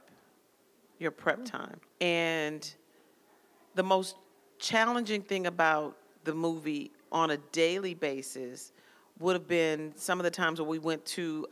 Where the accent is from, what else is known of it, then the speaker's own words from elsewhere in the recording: Texas, United States; I'm from Texas.